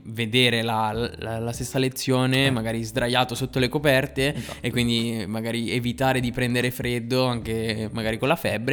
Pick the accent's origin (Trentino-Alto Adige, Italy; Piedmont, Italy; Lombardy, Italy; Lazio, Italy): Piedmont, Italy; Novara; io provengo, provengo da Novara